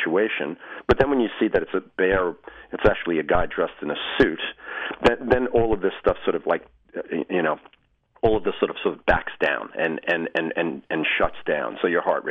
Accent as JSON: {"language": "English", "area": "Long Island", "region": "New York", "country": "United States", "tie": "born or raised there", "said": "I grew up and lived on Long Island for most of my life"}